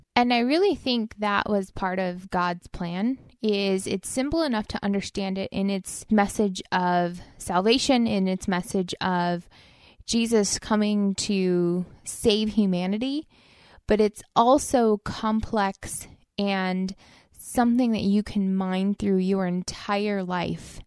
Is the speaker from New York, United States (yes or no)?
no; Inland Empire, California, United States; I grew up in Inland Empire